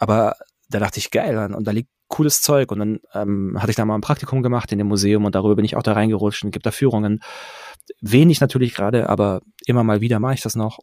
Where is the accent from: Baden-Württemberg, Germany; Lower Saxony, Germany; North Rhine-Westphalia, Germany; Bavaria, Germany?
Baden-Württemberg, Germany; Pforzheim; ich bin in Pforzheim groß geworden